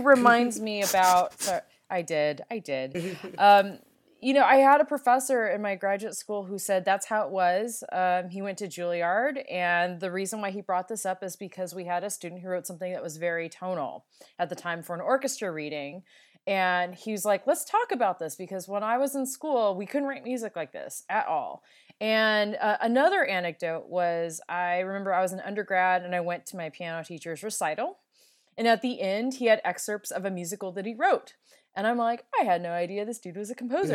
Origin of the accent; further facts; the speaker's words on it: California, United States; I'm a Californian